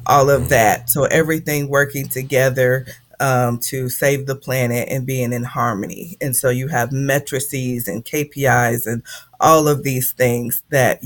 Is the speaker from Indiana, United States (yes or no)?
yes; Indianapolis, Indiana, United States; moved away as an adult; I'm from Indianapolis, Indiana, born and raised. I was there all my youth and half of my adult life.